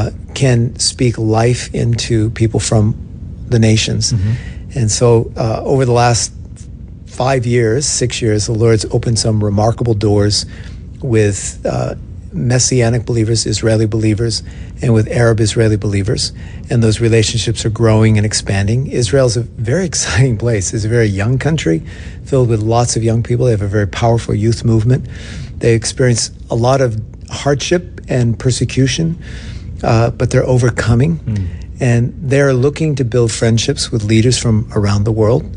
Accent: Australia; also born or lived in Brisbane, Australia; now in Seattle, United States; I'm still an Australian citizen, and I got two passports

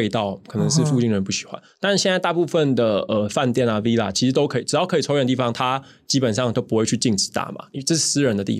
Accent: Taipei, Taiwan; moved away as an adult; now in Thailand; 我是在台北生活长大的

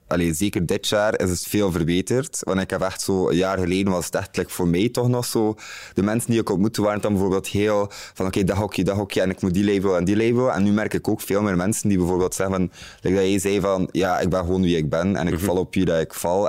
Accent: Bruges, Flanders, Belgium; moved away as an adult; now in Antwerp, Belgium; ik kom uit Brugge, dat is heel anders daar

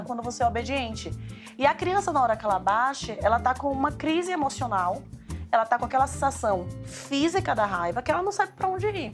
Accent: Bahia, Brazil; Sou baiana

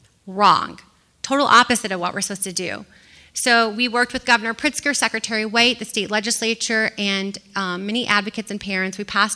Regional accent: Granite City, Illinois, United States; now in Chicago, United States; the City Clerk of Chicago, but before I became the City Clerk of Chicago, I grew up in Granite City, Illinois.

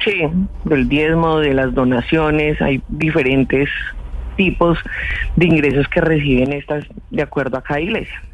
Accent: Colombia; como los colombianos, por las noches hablo con Dios

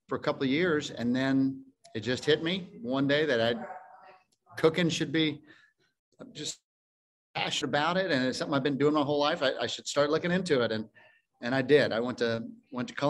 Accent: Fort Worth, Texas, United States; also born or lived in Tennessee / Vermont; I was born right here in Fort Worth, Texas, Harris Hospital, 1970. I went to Fort Worth Country Day School and Arlington Heights High School

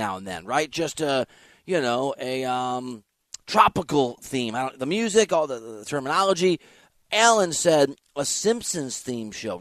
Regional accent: Iowa, United States; I'm from Iowa, and my family is obsessed with her

